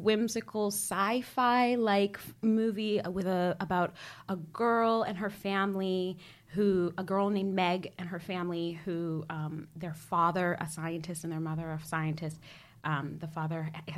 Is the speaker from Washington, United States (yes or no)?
no; Maryland, United States; I grew up in Maryland, too